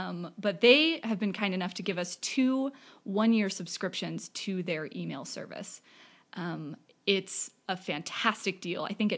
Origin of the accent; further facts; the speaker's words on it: Bakersfield, California, United States; moved away as an adult; also born or lived in Utah; I'm from Bakersfield, California. So it's a couple hours north of LA, but also a couple hours inland.